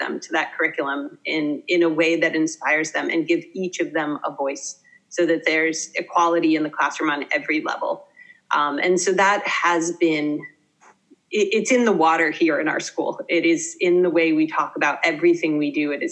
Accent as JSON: {"language": "English", "country": "United States", "moved": "as an adult", "lives_now": "Finland", "said": "as Americans, that is not necessarily our cultural norm"}